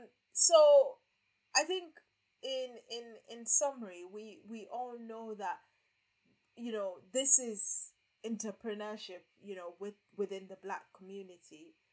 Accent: Nigeria; because I'm Nigerian after all

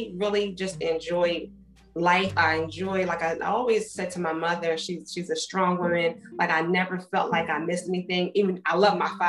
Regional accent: Wilmington, Delaware, United States; my upbringing in Delaware when I was younger, we lived several areas in the city

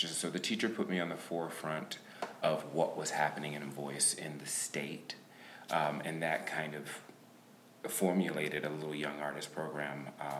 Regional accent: Macon, Georgia, United States; Macon, Georgia.

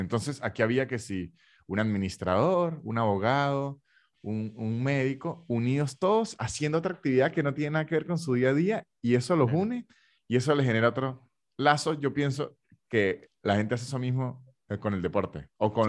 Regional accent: Venezuela; now in Argentina

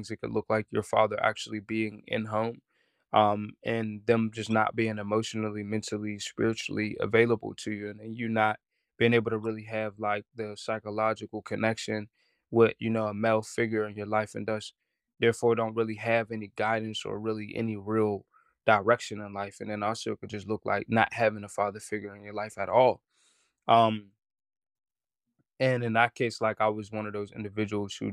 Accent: Pittsburgh, Pennsylvania, United States; And then I'm from Homewood in Pittsburgh.

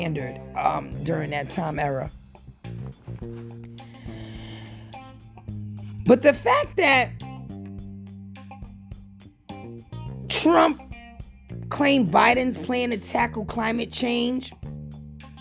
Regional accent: United States; to me as an American

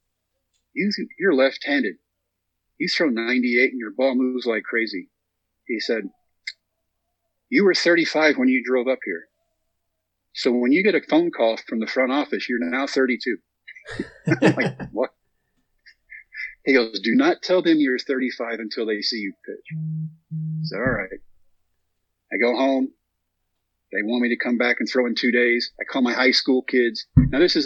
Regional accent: Texas, United States; We come back to my home state of Texas, haven't been home in 3 months

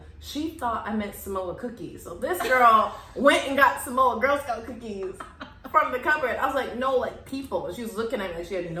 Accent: Alaska, United States; moved away; also born or lived in Texas; when I moved from Alaska to Texas, I didn't know just moving out of Alaska period, there's going to be a giant culture shock, because growing up in Alaska

